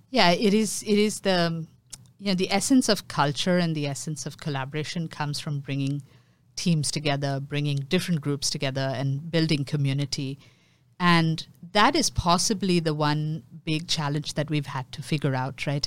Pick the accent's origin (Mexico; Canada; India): India; Mumbai, Maharashtra; now in Singapore; I grew up in Mumbai, um, which is my hometown.